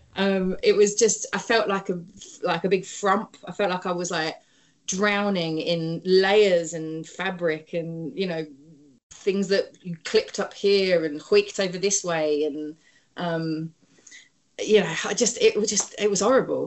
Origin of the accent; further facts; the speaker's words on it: London, United Kingdom; moved away as an adult; now in Oakland, United States; growing up in London.